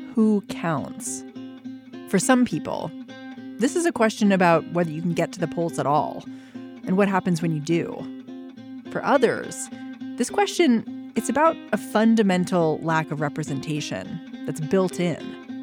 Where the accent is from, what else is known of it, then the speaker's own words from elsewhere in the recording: Maryland, United States; I grew up in Maryland